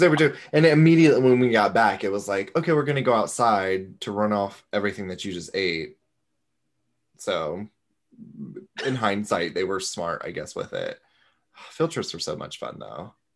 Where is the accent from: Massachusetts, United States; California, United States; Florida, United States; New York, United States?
Florida, United States; where are you from?" Florida